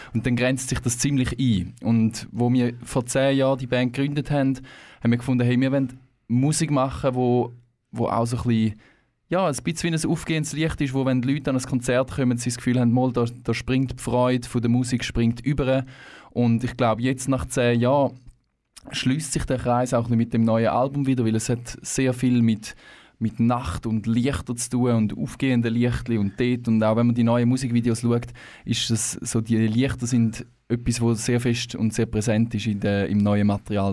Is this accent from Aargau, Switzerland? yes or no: no; Thurgau, Switzerland; moved away as an adult; now in Canton of Zurich, Switzerland; wir kommen ursprünglich aus dem Thurgau. Ähm, unterdessen aber alle im Kanton Zürich ein Zuhause gefunden.